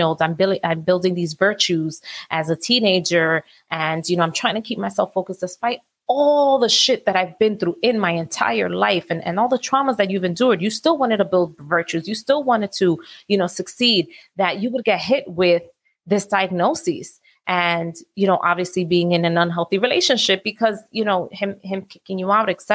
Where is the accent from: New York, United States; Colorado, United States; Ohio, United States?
New York, United States; New York City; I grew up in New York City